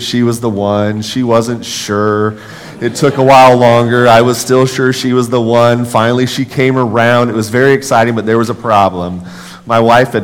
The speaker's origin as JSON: {"language": "English", "town": "Los Angeles", "region": "California", "country": "United States", "also_born_or_lived": "Nebraska", "moved": "yes", "said": "I'm from Los Angeles, California, moved to Northern California, came to UNL because this is where my family's from."}